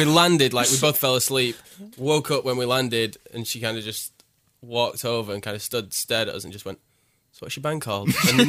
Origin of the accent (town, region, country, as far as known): Bolton, North West England, United Kingdom